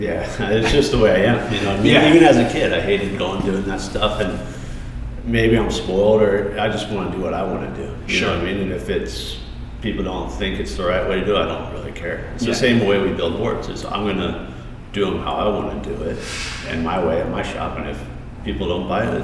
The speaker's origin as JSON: {"language": "English", "region": "Colorado", "country": "United States", "tie": "born or raised there", "said": "Colorado's cool, you know. I grew up there. I was the only one in my family not born in California. So we had a lot of California ties."}